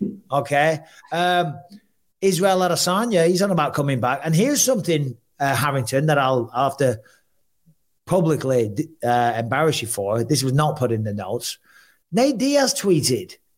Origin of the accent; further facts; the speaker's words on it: England, United Kingdom; I'm an Englishman